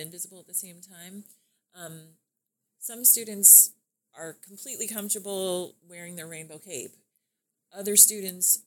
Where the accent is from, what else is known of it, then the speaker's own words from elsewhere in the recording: Lakeland, Florida, United States; Born and raised in Lakeland